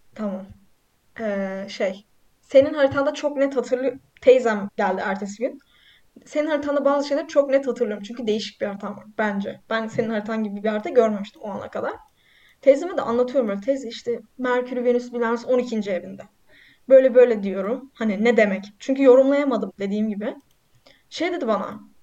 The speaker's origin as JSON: {"language": "Turkish", "region": "Black Sea Region", "country": "Turkey", "said": "ben Karadenizliyim."}